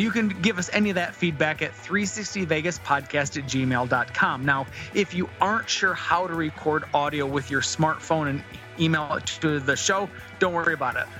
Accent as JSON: {"language": "English", "region": "Southwest Michigan", "country": "United States", "tie": "born or raised there", "said": "269 is the area code of the area of which I grew up in in Southwest Michigan"}